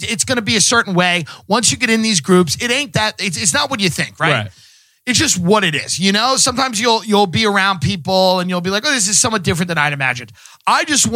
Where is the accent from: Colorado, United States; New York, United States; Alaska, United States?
New York, United States; Long Island; I came from Long Island.